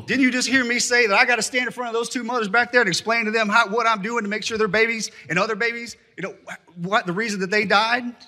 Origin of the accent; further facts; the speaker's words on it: Texas, United States; as a Texan and as a congressman